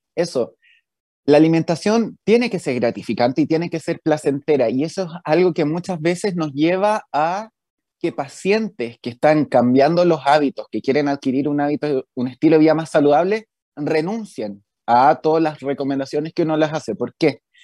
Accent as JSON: {"language": "Spanish", "town": "Viña del Mar", "region": "Valparaíso", "country": "Chile", "also_born_or_lived": "Santiago / New York", "moved": "as an adult", "said": "yo soy de Viña, entonces me vine a ir solo a Santiago"}